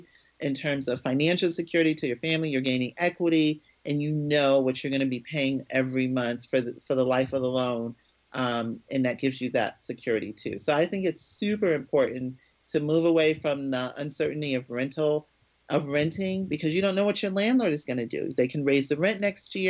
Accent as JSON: {"language": "English", "region": "Connecticut", "country": "United States", "tie": "born or raised there", "also_born_or_lived": "New Jersey / West Palm Beach, Florida", "moved": "yes", "said": "my hometown in Connecticut"}